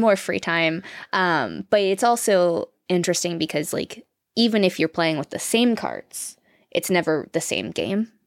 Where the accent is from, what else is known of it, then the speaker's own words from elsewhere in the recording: Florida, United States; moved away as an adult; also born or lived in California; we're from Florida